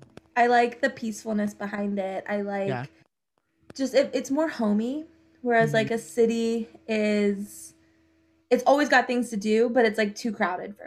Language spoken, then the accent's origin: English; outside of Philadelphia, Pennsylvania, United States; moved away as an adult; Yeah, so I grew up outside of Philadelphia